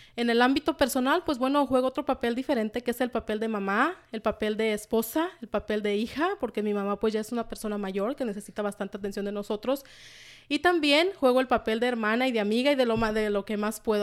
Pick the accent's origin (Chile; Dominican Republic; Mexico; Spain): Mexico; Michoacán; also born or lived in Washington, United States; now in United States; soy originaria, soy mexicana, originaria de Michoacán, de un pueblito por allá, de Michoacán